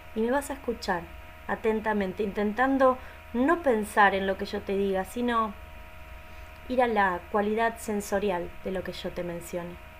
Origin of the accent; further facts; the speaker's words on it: Argentina; soy de Argentina